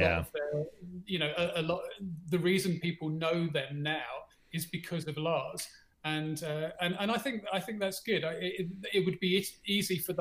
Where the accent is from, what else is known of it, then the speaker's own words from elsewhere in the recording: England, United Kingdom; now in South Africa; I grew up in England. I live in South Africa now.